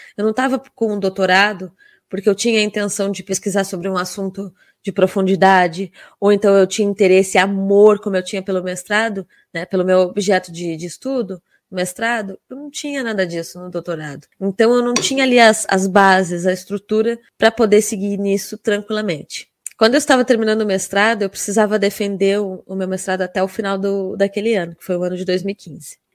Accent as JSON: {"language": "Portuguese", "town": "Rio Grande", "region": "Rio Grande do Sul", "country": "Brazil", "tie": "born or raised there", "said": "eu estava na minha casa, literalmente, né? Na cidade onde eu nasci, onde eu morava"}